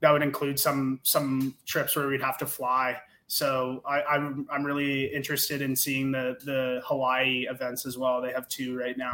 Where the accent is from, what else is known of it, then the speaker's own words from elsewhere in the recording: Canada; we're Canadian